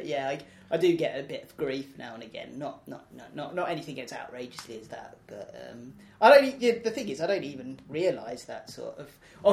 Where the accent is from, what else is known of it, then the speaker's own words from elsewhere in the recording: London, United Kingdom; I was born and raised in South London, and I, you know, sort of just regard myself as a South Londoner first and foremost